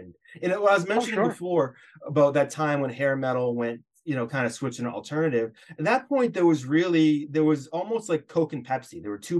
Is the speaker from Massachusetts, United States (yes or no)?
yes; Hopkinton, Massachusetts, United States; now in Amherst, United States; we grew up around the Hopkinton area, so where the Boston Marathon starts. It's 26.2 miles away from Boston